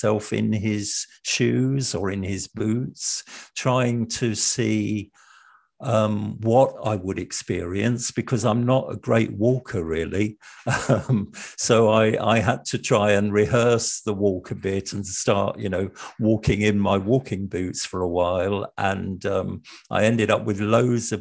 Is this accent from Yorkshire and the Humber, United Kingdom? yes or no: no; London, United Kingdom; I was brought up in the East End of London